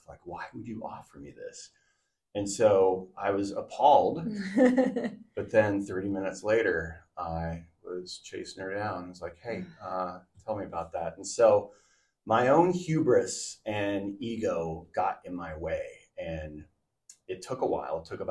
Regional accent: Southern California, United States; moved away as an adult; also born or lived in Portland, Oregon; now in Oregon coast, United States; I grew up in Southern California

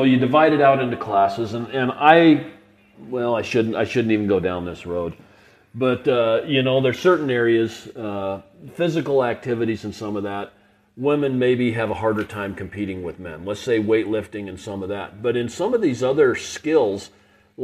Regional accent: Portland, Oregon, United States; I grew up in Portland, Oregon

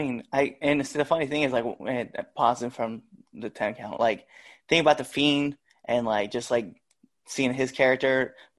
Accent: Scottsbluff, Nebraska, United States; But 2021, because I'm actually originally from Scottsbluff, Nebraska.

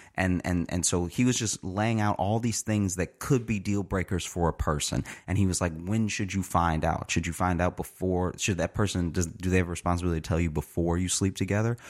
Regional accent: Louisiana, United States; also born or lived in Chicago; now in New York, United States; I grew up in Louisiana

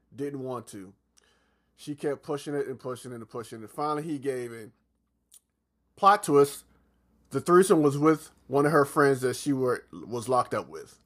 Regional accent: Atlanta, Georgia, United States; also born or lived in South Carolina; I'm not from Atlanta, but pr-, practically spend majority of my childhood in Atlanta

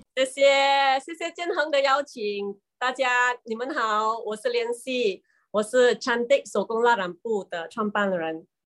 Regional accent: Marang, Terengganu, Malaysia; 那个地方叫做，呃，班达马让。虽然它是叫 班达啦， 它， 但是它是很小的一个镇来的。那么我们的那边的村民都是以捕鱼为生。

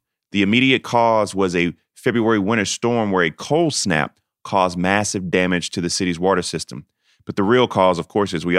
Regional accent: Denmark, South Carolina, United States; my hometown of Denmark

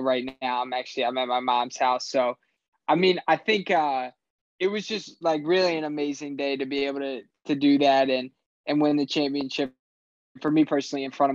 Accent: Philadelphia, Pennsylvania, United States; growing up in Philly, playing in Philly

